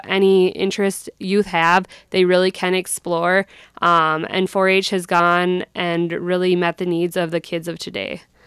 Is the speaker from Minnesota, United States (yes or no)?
yes; Sleepy Eye, Minnesota, United States; moved away as an adult; also born or lived in North Dakota; I grew up in Sleepyeye, Minnesota